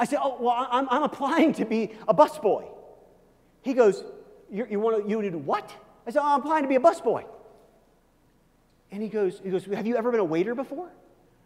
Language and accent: English; Kansas City, Missouri, United States; I grew up in Kansas City where the Royals play